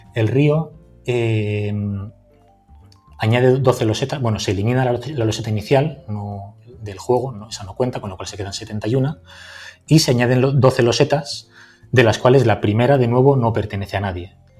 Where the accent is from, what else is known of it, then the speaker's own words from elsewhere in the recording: Valencia, Valencian Community, Spain; Yo soy de Valencia